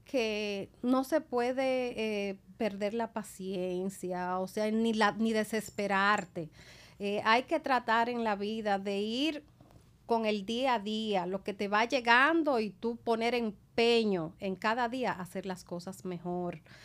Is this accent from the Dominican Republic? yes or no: yes; La Vega, Dominican Republic; moved away; soy de La Vega